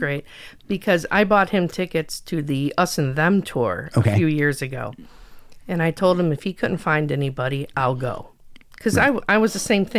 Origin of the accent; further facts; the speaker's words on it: Schaumburg, Illinois, United States; also born or lived in Crystal Lake, Illinois; I grew up in Schaumburg, which is outside of Chicago.